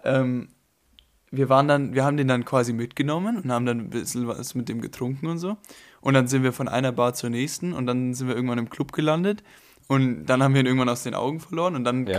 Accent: Germany; ich komme ja jetzt aus Deutschland vom Land

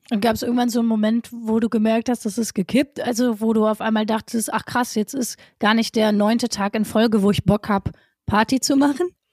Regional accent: Essen, North Rhine-Westphalia, Germany; ich komme aus Essen

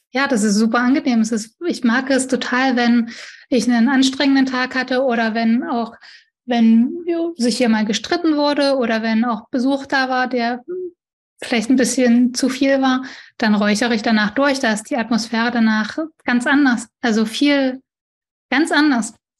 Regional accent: East Germany, Germany; Ich bin auch ein Ossi

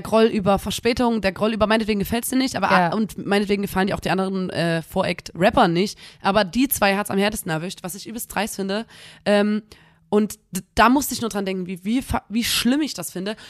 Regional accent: Chemnitz, Saxony, Germany; wir kommen aus Chemnitz

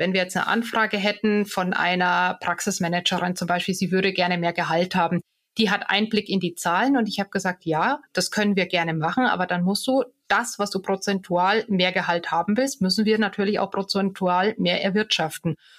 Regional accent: Bad Tölz, Bavaria, Germany; also born or lived in Munich / Bonn; now in Garmisch-Partenkirchen, Germany; ich bin ja gebürtige Tölzerin

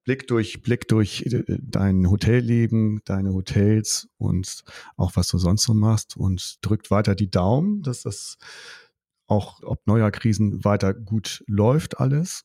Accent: Germany; Bei uns in Deutschland

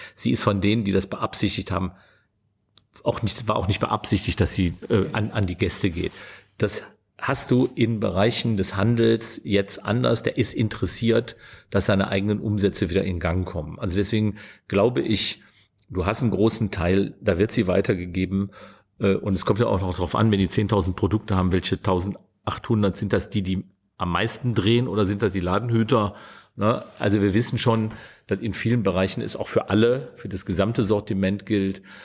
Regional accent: Meerbusch, North Rhine-Westphalia, Germany; wenn ich jetzt sage, wie der Ort heißt, in dem ich geboren bin, dann hält mich jeder für einen Multimillionär, weil das ist Meerbusch bei Düsseldorf

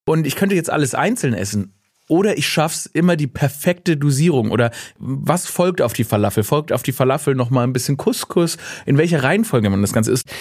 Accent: Stuttgart, Baden-Württemberg, Germany; ich bin gebürtiger Stuttgarter.

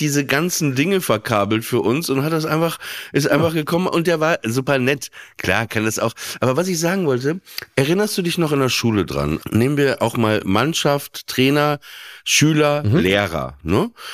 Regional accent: France; als Franzose

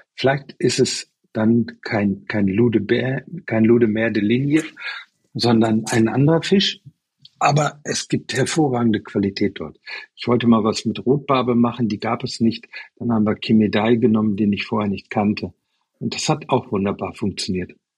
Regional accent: Germany; now in Taiwan; die deutsche Herkunft

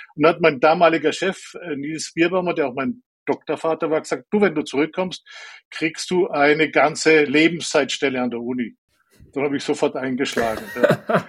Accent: Allgäu, Bavaria, Germany; Ich bin im Allgäu aufgewachsen, dort auf dem Land, sehr naturverbundener Umgebung.

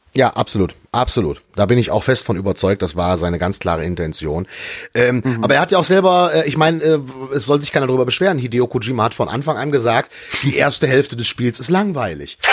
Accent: near Düsseldorf, North Rhine-Westphalia, Germany; meine Heimatstadt äh, äh vor den Toren Düsseldorfs

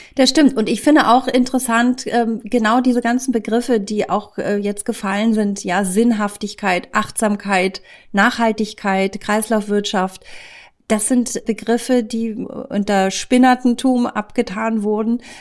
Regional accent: Lower Saxony, Germany; ich komme aus Niedersachsen

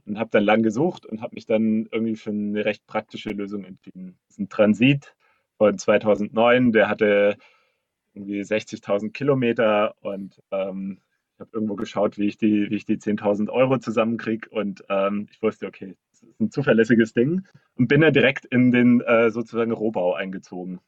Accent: Black Forest, Baden-Württemberg, Germany; moved away; ich bin im Schwarzwald aufgewachsen, in einem kleinen Städtchen

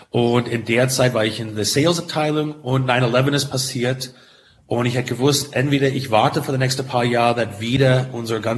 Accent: St. Helena, California, United States; German is a second language; moved away as an adult; now in Europe; ich komme direkt aus St. Helena. St. Helena ist die Kern, ist die Herz von Napa. Um, ähm, das ist in Mittel des Tal, ist ein Dorf mit so 5000

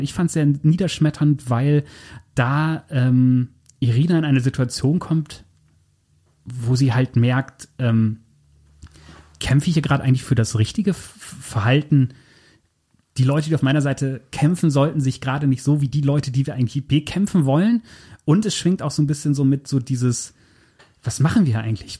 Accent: Germany; ich komme so grob aus der Gegend

